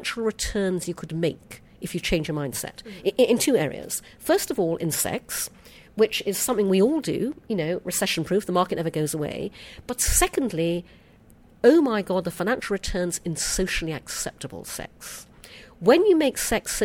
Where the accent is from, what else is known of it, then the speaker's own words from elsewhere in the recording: United Kingdom; accent: British; my British accent